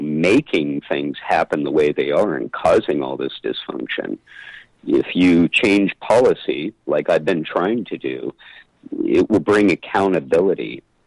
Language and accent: English; San Luis Obispo, California, United States; my hometown of San Luis Obispo